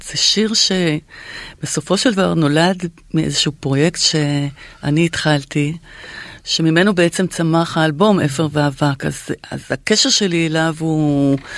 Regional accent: Israel; אני באה מבית אה, ישראלי כזה

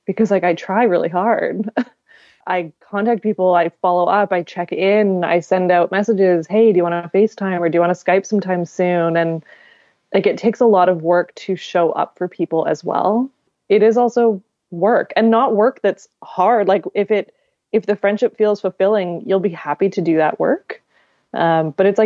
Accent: Victoria, British Columbia, Canada; moved away; Victoria, my hometown

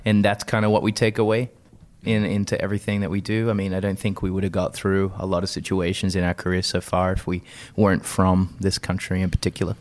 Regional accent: Sydney, New South Wales, Australia; moved away; also born or lived in United Kingdom; where I grew up in South Windsor, Sydney

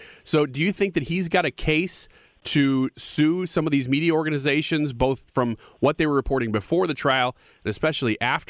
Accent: United States; what shocked me as an American citizen is to look around the world

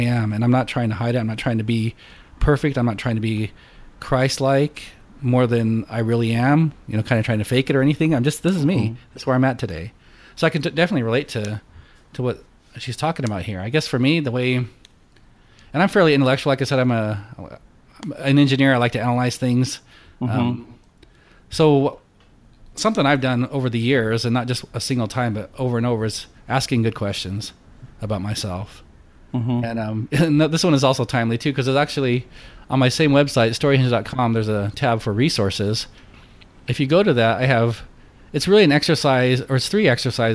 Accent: Colorado, United States; moved away as an adult; now in Houston, United States; I grew up in Colorado there, and there's always the foothills and the mountains you could go up to.

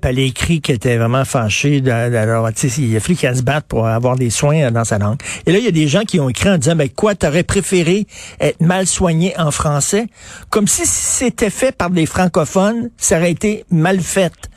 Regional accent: Quebec, Canada; chez nous, au Québec

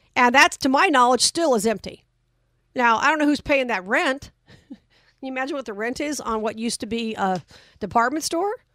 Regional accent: Las Vegas, Nevada, United States; my hometown of Vegas

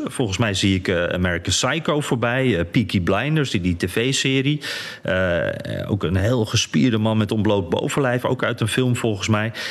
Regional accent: Netherlands; wij zijn Nederlanders

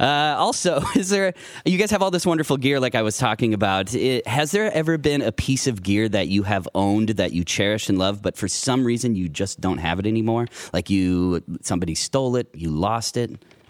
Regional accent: Mitchell, South Dakota, United States; moved away; also born or lived in Sioux Falls, South Dakota; I'm actually originally from South Dakota

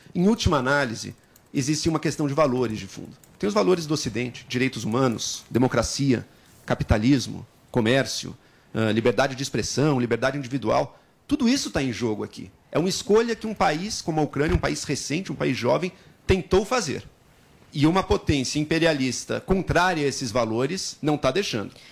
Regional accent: Brazil; nossa, enquanto brasileiros

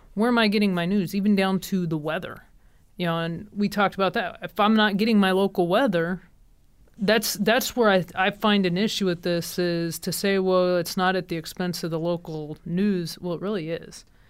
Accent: Kansas City, United States; I'm from Kansas City area

